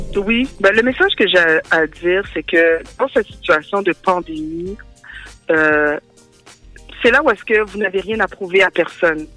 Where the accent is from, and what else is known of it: Montreal, Quebec, Canada; born or raised there; also born or lived in Rivière-des-Prairies